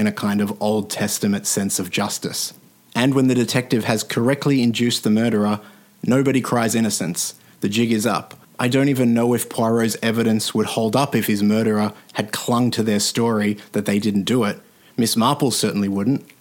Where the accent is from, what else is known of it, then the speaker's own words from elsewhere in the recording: Australia; as an Australian